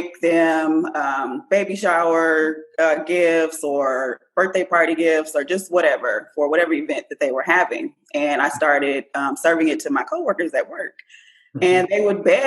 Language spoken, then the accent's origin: English; Port Arthur, Texas, United States; I am from Port Arthur, Texas.